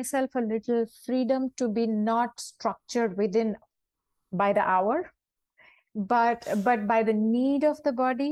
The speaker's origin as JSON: {"language": "English", "country": "India", "said": "as Indian dancers"}